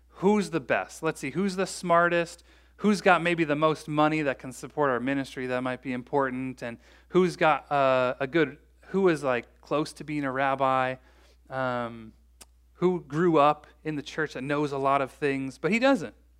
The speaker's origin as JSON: {"language": "English", "town": "Bloomington", "country": "United States", "tie": "born or raised there", "said": "I grew up in Bloomington"}